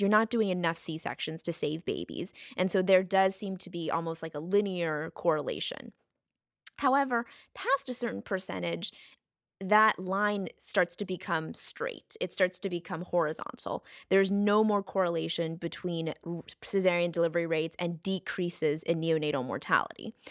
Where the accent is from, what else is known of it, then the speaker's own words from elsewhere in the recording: United States; we're from the United States